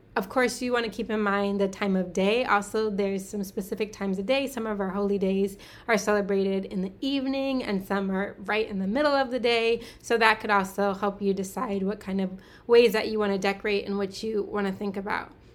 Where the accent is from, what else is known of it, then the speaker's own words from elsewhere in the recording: United States; I'm American and I'm African American